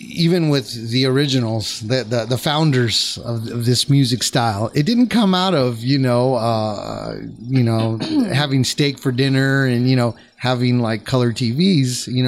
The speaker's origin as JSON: {"language": "English", "region": "California", "country": "United States", "tie": "born or raised there", "said": "Well, I mean, I'm from, I was born"}